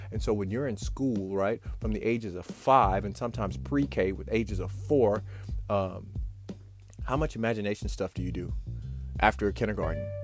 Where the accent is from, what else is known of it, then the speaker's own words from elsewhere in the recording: Memphis, Tennessee, United States; growing up in Memphis, Tennessee